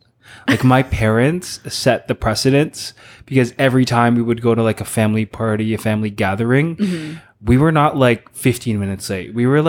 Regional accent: Philippines; but I feel like it's part of our background being Filipino, and also genetic with my family.

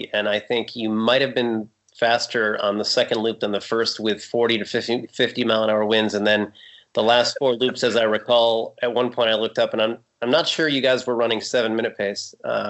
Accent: Farmington, Connecticut, United States; moved away as an adult; now in Blowing Rock, United States; I grew up, my hometown is Farmington, Connecticut. It's actually my mother still lives in the house I grew up in, and my sister's 2 miles away with her husband. But Farmington is just a bedroom community for Hartford. It's an, you know, kind of an insurance suburb.

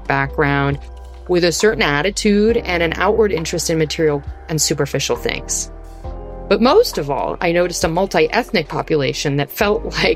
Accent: Philadelphia, Pennsylvania, United States; moved away as an adult; now in Paris, France; I'm from Philadelphia, but lived outside of the city

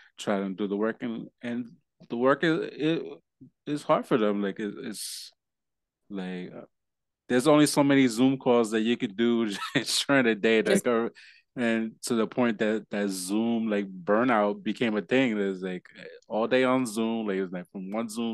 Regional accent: Puerto Rico; also born or lived in New York; now in Delaware, United States; me being Puerto Rican

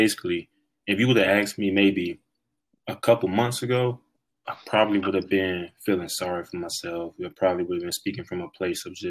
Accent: South Carolina, United States; also born or lived in Tampa Bay, Florida; I feel like I'm really from South Carolina. That's why I went to high school, and that's why I went to college

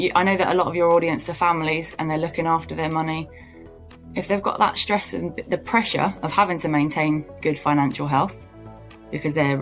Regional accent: United Kingdom; I'm pretty British

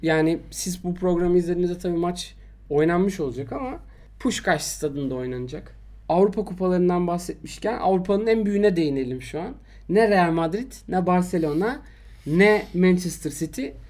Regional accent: Istanbul, Turkey; ben Şişliliyim.

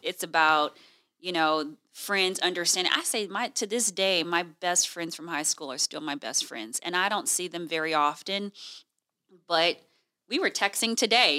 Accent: Houston, Texas, United States; moved away as an adult; also born or lived in Washington, D.C. / Illinois; now in Fresno, United States; I'm originally from Houston, Texas

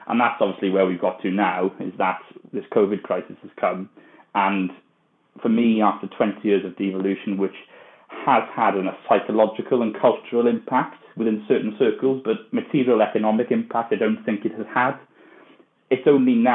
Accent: Welsh, Wales, United Kingdom; moved away as an adult; also born or lived in England; now in London, United Kingdom; I'm speaking to you from London now, although I speak Welsh. I'm very proudly Welsh

